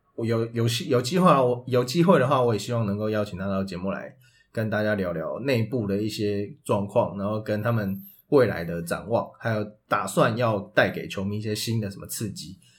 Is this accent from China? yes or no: no; Taipei, Taiwan; 我跟Peter都是土生土长台北人